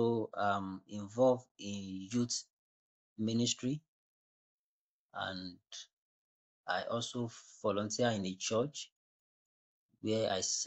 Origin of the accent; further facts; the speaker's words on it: Nigeria; I'm from Nigeria, West Africa